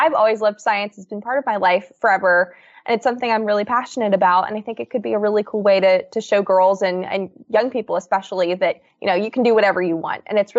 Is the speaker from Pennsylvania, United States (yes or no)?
yes; Newtown, Pennsylvania, United States; So I grew up outside of Newtown, Pennsylvania, which is a suburb of Philadelphia.